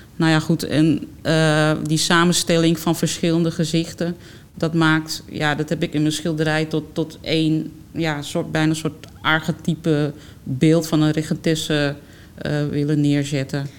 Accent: Amsterdam, North Holland, Netherlands; ik ben geboren toch Amsterdammer eigenlijk. En, eh, en dan groei je als kind al op met, uh, met musea bezoeken

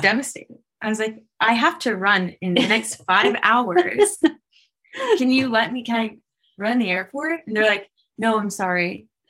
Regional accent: United States; moved away; I'm from America

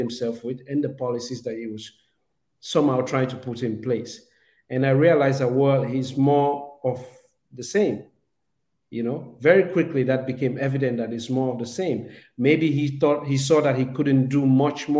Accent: Southern Province, Sierra Leone; In the context of Sierra Leone, I'm Mende. I come from the South

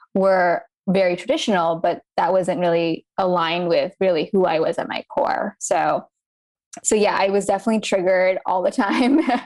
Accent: United States; I was born to Indian immigrant parents. Um, so being Indian, growing up here in America

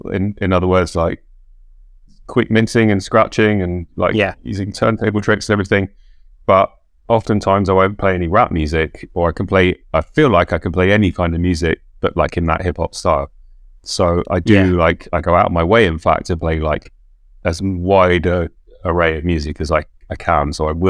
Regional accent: London, United Kingdom; Yeah, I grew up in North London. So I was in Soho at the weekends at the record stores

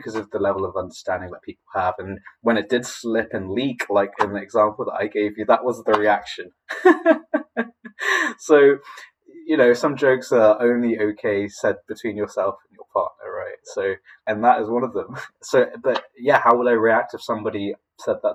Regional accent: Poole, South West England, United Kingdom; also born or lived in Philippines; I came over to England as a Filipino with my mum when I was 7, and I got my British citizenship when I was around 10

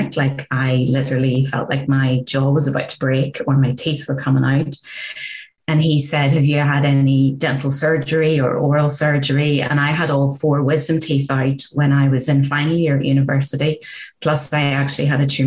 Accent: Northern Ireland, United Kingdom; growing up in Northern Ireland during the height of the Troubles

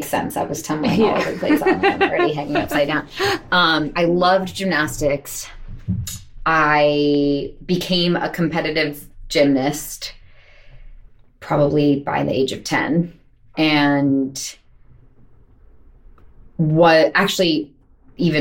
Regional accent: Montclair, New Jersey, United States; moved away as an adult; now in New York, United States; I grew up in Montclair, New Jersey, which is a pretty artsy town

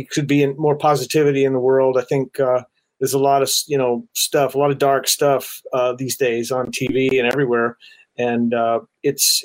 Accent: Florida, United States; I grew up in Florida, like I say, and it rains all the time down there

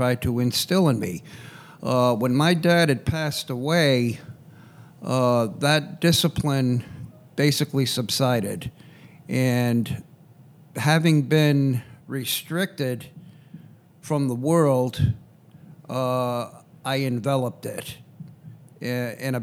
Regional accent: Providence, Rhode Island, United States; I was born and raised in Providence, Rhode Island

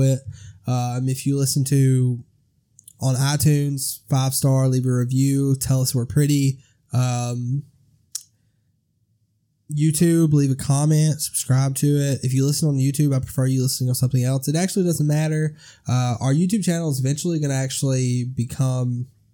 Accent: Alabama, United States; We're from Alabama

